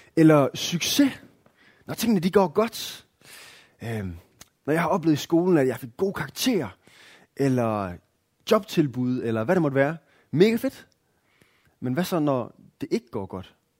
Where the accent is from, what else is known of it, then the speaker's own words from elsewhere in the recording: Denmark; som danskere